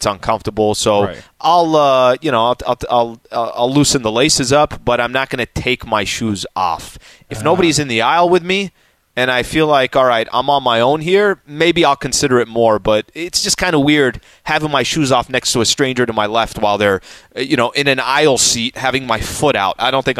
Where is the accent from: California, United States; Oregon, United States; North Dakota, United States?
California, United States; El Cajon; I'm from East County, which is in El Cajon, San Diego, okay? That's where I'm from.